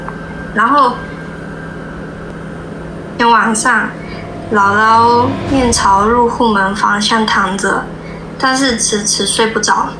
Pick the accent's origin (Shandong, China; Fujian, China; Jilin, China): Fujian, China; Nanping; 啊，南平的。